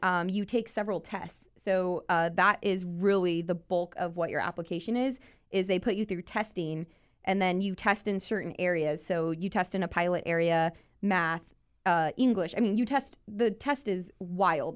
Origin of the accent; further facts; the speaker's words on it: New Braunfels, Texas, United States; I'm originally born and raised in South Texas, New